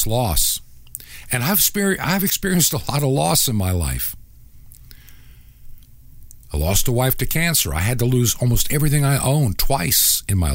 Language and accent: English; Long Island, New York, United States; I can remember when I was a child, growing up in New York State, actually outside of New York City in Long Island as a kid